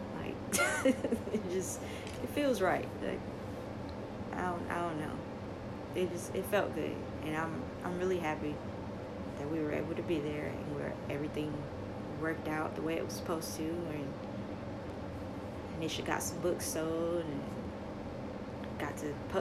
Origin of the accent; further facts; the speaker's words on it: New York City, New York, United States; I am from the projects. I am from Marcy